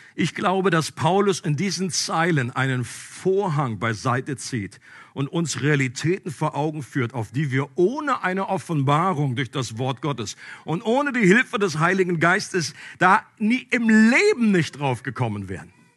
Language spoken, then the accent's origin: German; Einbeck, Lower Saxony, Germany; Wir sind nämlich beide aus Einbeck gebürtig